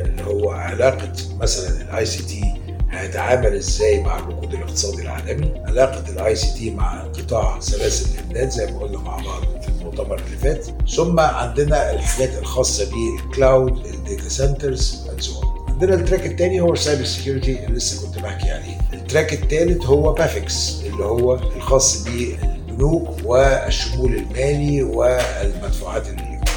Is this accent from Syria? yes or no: no; Egypt; عندنا في مصر